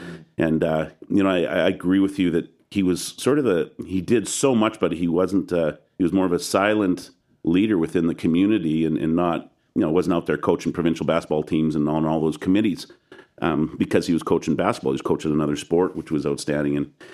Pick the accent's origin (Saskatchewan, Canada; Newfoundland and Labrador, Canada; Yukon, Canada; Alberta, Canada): Saskatchewan, Canada; Regina; moved away; also born or lived in British Columbia; Even though I'm from Saskatchewan